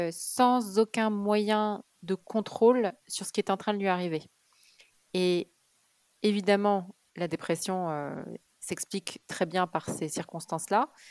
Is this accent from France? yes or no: no; Kuwait; born there; je suis née euh, au Koweït, parce qu'en fait mes parents vivaient à Beyrouth quand ma mère était enceinte de moi au tout début. Et puis ils ont fui la guerre du Liban et, et ils ont atterri au Koweït.